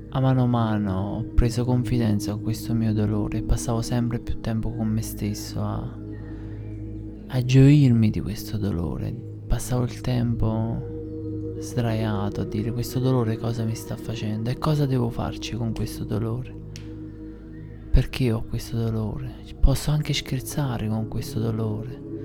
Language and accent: Italian; Airola, Campania, Italy; nel mio paese, ad Airola